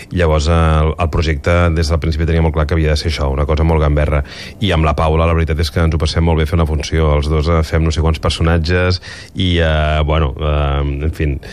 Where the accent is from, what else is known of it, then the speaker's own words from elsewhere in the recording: Barcelona, Catalonia, Spain; molts barcelonins